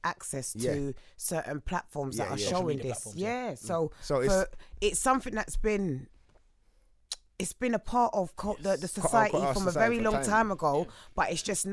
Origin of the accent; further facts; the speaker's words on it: London, United Kingdom; also born or lived in Clapham; I come from Brixton. So we grew up in Brixton.